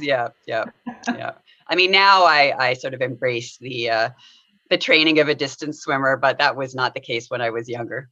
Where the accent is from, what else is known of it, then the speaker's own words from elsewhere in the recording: Winnipeg, Manitoba, Canada; I grew up in Winnipeg